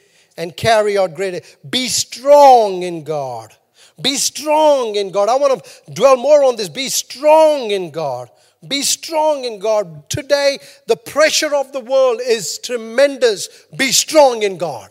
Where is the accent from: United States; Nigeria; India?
India; now in New Zealand; I'm Indian.